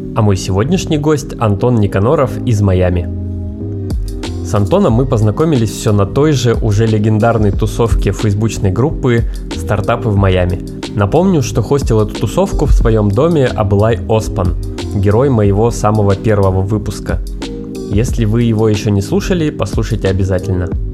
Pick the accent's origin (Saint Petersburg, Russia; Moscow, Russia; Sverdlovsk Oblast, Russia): Sverdlovsk Oblast, Russia; Yekaterinburg; moved away as an adult; now in Miami, United States; мы все из Екатеринбурга